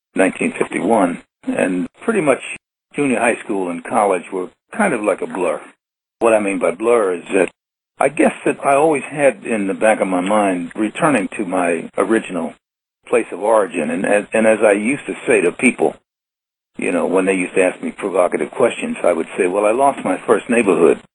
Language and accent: English; New York City, New York, United States; a five-year-old boy who grew up in his grandparents' house in Brooklyn, Brooklyn, New York